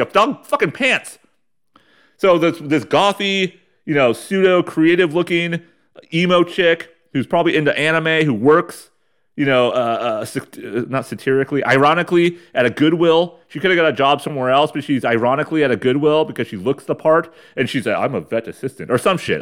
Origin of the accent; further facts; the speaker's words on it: Ramona, California, United States; When I was a kid, growing up in Ramona, California, the armpit of San Diego County